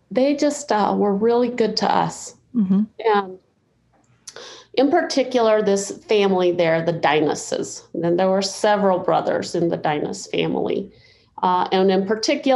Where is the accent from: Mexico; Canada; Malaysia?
Mexico; now in United States; I was born in Mexico in a little adobe home, two rooms, kitchen and bedroom.